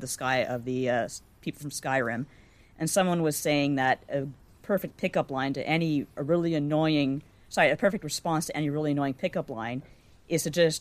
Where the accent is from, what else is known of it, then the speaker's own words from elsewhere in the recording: Canada; accent: Canadian; People are always making fun of the way I pronounce things like as a Canadian way.